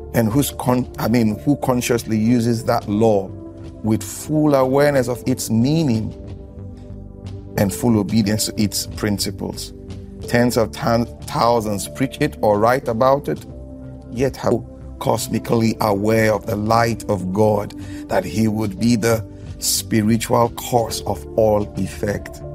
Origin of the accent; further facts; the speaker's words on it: Nigeria; I'm from Nigeria. I'm a Nigerian